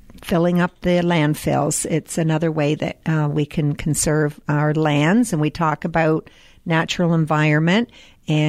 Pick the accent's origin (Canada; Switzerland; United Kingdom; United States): Canada; proud as Canadian